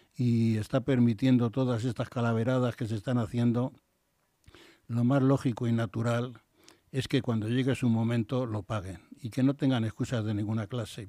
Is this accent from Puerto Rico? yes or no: no; Madrid, Community of Madrid, Spain; Carabanchel, donde yo nací, y Madrid